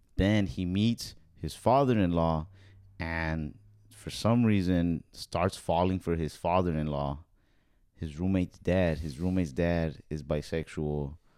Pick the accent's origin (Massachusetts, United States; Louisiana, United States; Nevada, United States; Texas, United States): Texas, United States; I'm here from Texas.